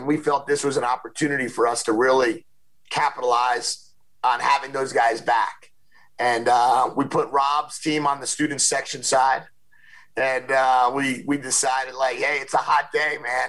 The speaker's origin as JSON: {"language": "English", "region": "New Jersey", "country": "United States", "tie": "born or raised there", "said": "when I was a kid growing up in New Jersey"}